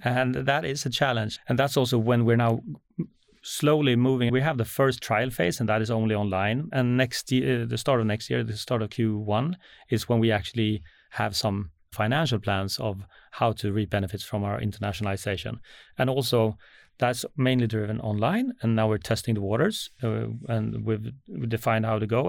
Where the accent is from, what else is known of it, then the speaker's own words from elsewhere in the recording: Sweden; as a Swede